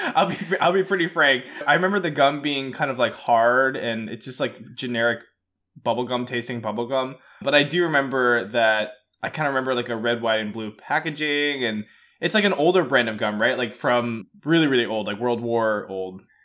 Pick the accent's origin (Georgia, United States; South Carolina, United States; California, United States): Georgia, United States; Atlanta; I'm from Atlanta